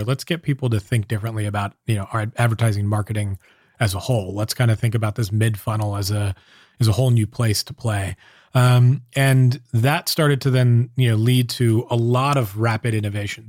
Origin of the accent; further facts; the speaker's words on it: Southern California, United States; moved away as an adult; now in San Francisco, United States; I grew up down in Southern California